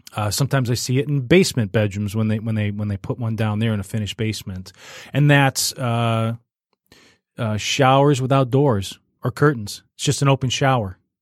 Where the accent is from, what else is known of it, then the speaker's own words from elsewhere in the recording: Warren, United States; where I grew up in Warren, uh, m, my elementary school was contained within my subdivision